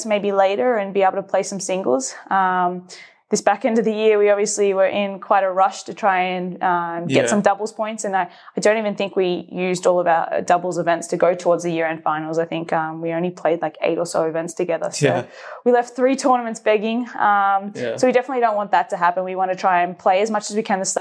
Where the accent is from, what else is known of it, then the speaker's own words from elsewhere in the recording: Australia; also born or lived in Georgia, United States / Melbourne; Being Australian